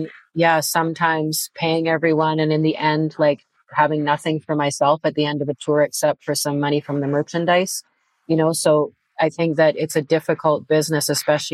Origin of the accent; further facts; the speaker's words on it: Canada; moved away as an adult; now in Europe; being a Canadian artist and playing in Canada too